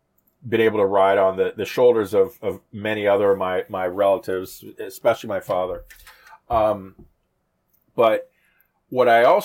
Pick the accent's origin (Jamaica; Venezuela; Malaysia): Jamaica; moved away; also born or lived in United States; I was born in Jamaica many years ago. My dad was an exec at Esso, or Exxon for many. And my mom was a home economics teacher